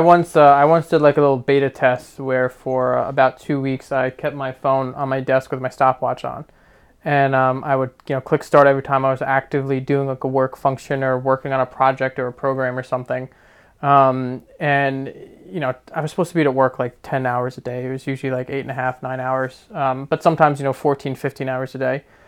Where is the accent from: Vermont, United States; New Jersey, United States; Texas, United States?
New Jersey, United States; Verona; moved away as an adult; also born or lived in Queens, New York; now in Long Island, New York, United States; I grew up in a very small town in New Jersey called Verona